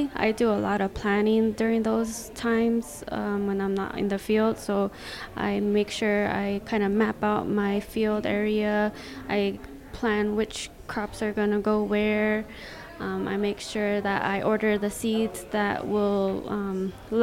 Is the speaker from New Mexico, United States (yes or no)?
yes; Zuni, New Mexico, United States; I'm from the Pueblo of Zuni